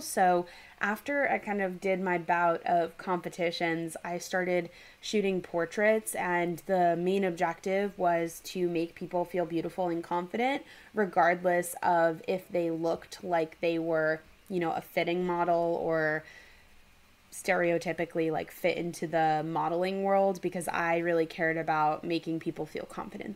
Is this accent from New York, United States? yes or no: yes; New York City, New York, United States; moved away; also born or lived in Los Angeles; I'm from New York City